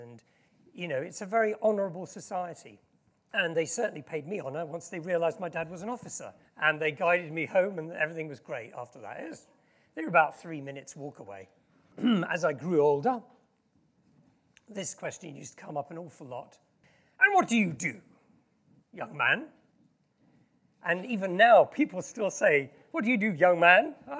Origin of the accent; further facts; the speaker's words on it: Yokohama, Kanagawa, Japan; also born or lived in Tokyo; I was born in Japan in 1963, many years ago, in Yokohama, which is where the World Cup final was a few years. I spent a lot of time in Tokyo, and I lived in a very posh suburb of Tokyo called Azabu.